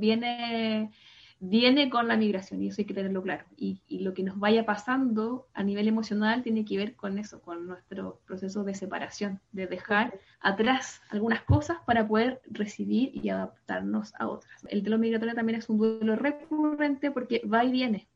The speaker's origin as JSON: {"language": "Spanish", "town": "Santiago", "region": "Santiago Metropolitan Region", "country": "Chile", "tie": "born or raised there", "first_language": "Spanish", "moved": "as an adult", "lives_now": "Paris, France", "said": "vengo de Chile, eh, de Santiago de Chile, yo soy de, allá, por allá nací, me crié, estudié"}